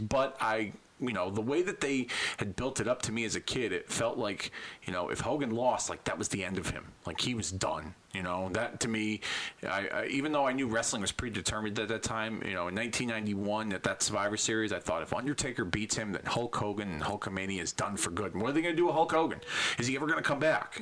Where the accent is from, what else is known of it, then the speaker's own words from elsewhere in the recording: Hartford, Connecticut, United States; my hometown, Hartford, Connecticut